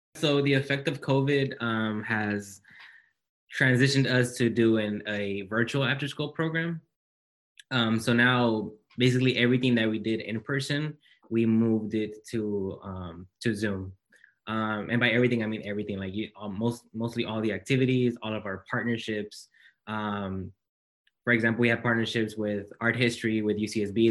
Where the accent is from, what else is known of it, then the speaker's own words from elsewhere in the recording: Los Angeles, California, United States; moved away as an adult; now in Santa Barbara, United States; I come from South Central Los Angeles